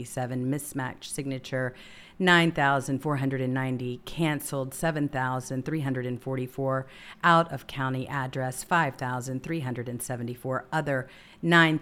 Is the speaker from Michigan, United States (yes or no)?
no; Los Angeles, California, United States; Los Angeles, this is my hometown